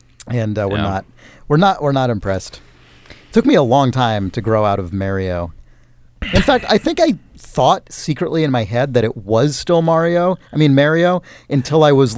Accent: Canada; I'm from Canada.

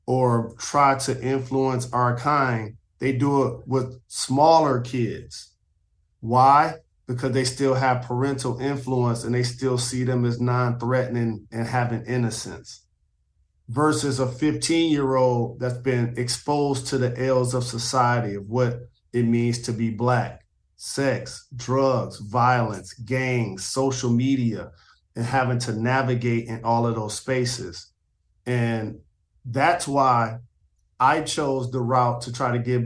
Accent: Detroit, Michigan, United States; in my hometown of Detroit, right off 8 Mile and Hubble

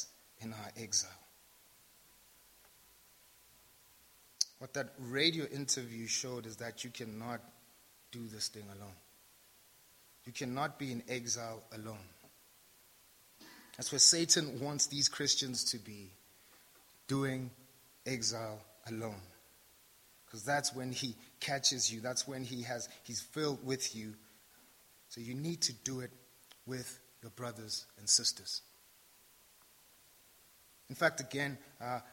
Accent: South Africa; I'm South African

